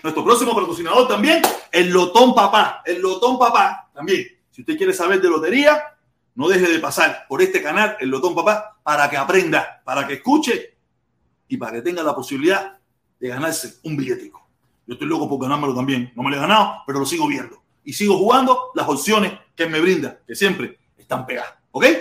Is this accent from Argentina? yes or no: no; Havana, Cuba; moved away; nací en La Habana, en el Vedado, pero parece que tengo mi influencia pinareña